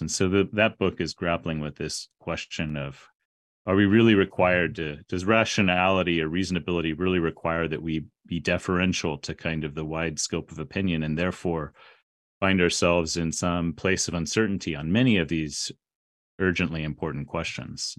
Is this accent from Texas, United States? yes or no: yes; San Antonio, Texas, United States; I grew up in San Antonio, Texas